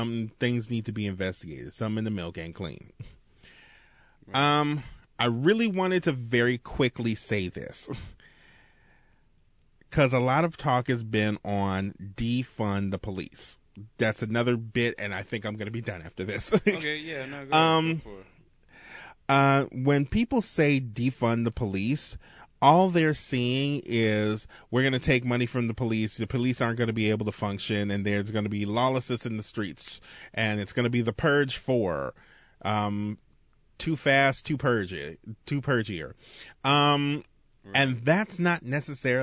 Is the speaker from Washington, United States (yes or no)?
no; Marrero, Louisiana, United States; I grew up in Marrero.